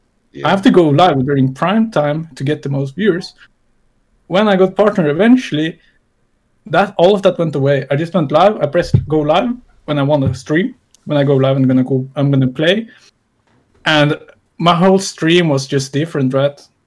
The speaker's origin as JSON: {"language": "English", "country": "Norway", "said": "I'm from Norway"}